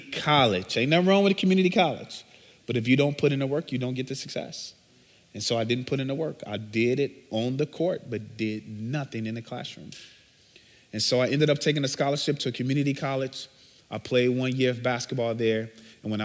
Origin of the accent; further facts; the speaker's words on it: Chicago, Illinois, United States; So I'm originally from Chicago, born and bred. I grew up on the south side